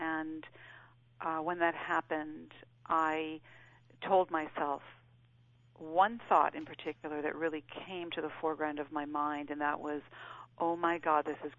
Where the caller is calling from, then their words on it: Los Angeles, California, United States; I'm calling from Los Angeles.